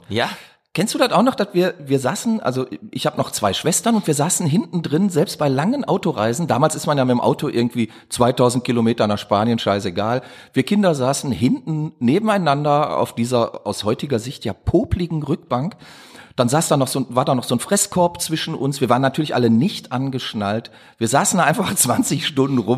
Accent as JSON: {"language": "German", "town": "Düsseldorf", "region": "North Rhine-Westphalia", "country": "Germany", "said": "Ich komme aus Düsseldorf."}